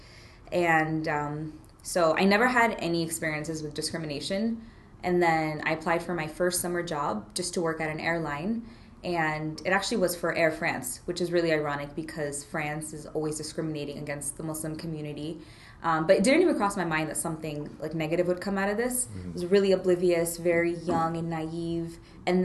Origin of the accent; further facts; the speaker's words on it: United States; born or raised there